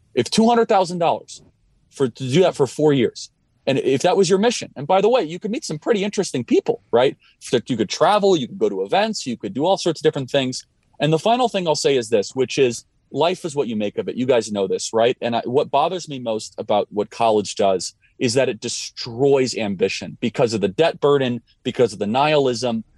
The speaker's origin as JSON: {"language": "English", "region": "Illinois", "country": "United States", "tie": "born or raised there", "moved": "yes", "lives_now": "Scottsdale, United States", "said": "I grew up in Illinois"}